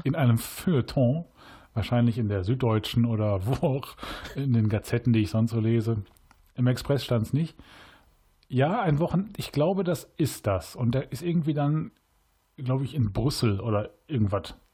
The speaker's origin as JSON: {"language": "German", "town": "Cologne", "region": "North Rhine-Westphalia", "country": "Germany", "said": "Als Kölner ist man ja Rewe-Kunde"}